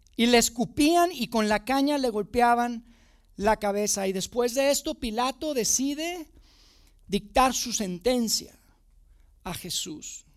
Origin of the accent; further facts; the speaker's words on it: Monterrey, Nuevo León, Mexico; moved away as an adult; now in Mexico City, Mexico; yo no soy de Ciudad de México, me mudé con mi familia a Ciudad de México hace, hace algunos años y, pues, yo crecí en Monterrey, yo vivía, viví toda mi vida en Monterrey